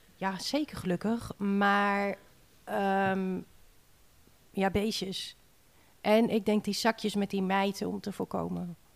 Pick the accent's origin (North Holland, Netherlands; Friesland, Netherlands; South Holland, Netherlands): Friesland, Netherlands; Sint Annaparochie; moved away as an adult; now in Harlingen, Netherlands; Ja, Sint Anna Parochie. Hele mond vol. Dat is ehm, nou, helemaal bovenin, Friesland, het noorden. Mijn ouders wonen daar ook nog, ik ben daar opgegroeid.